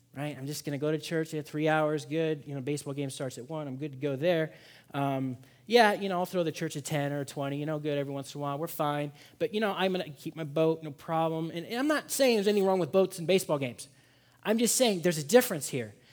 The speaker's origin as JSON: {"language": "English", "town": "Seattle", "region": "Washington", "country": "United States", "also_born_or_lived": "Boston", "moved": "yes", "said": "I'm from Seattle"}